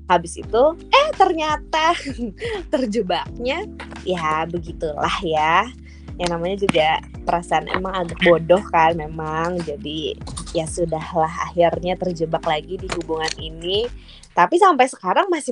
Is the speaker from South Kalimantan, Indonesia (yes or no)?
yes; Banjarmasin, South Kalimantan, Indonesia; Aku dari Banjarmasin kebetulan kita di kota yang berbeda yang berempat.